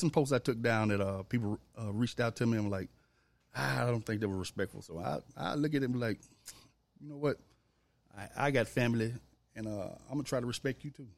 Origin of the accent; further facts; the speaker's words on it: Memphis, Tennessee, United States; also born or lived in Olive Branch, Mississippi; growing up in Memphis